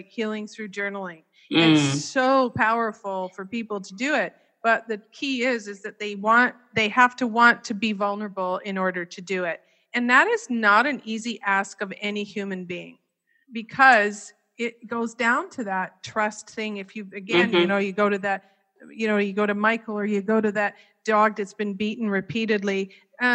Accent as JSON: {"language": "English", "country": "Canada", "tie": "born or raised there", "said": "I was born and raised in Canada"}